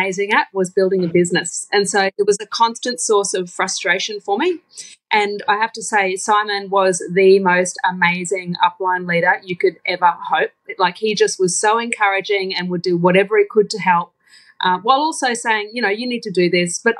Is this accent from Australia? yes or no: yes; Townsville, Queensland, Australia; moved away as an adult; now in Brisbane, Australia; So I'm a Townsville girl, born and bred. And I've been living in Brisbane for the last almost 20 years.